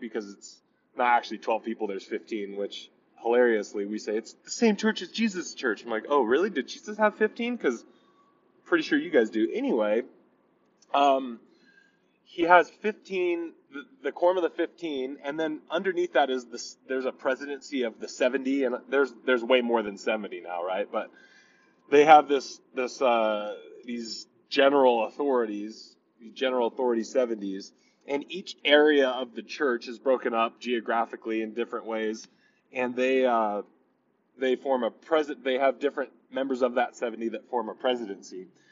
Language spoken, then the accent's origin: English; Torrance, California, United States; moved away as an adult; we grew up in Torrance, California, me and Rachel, my wife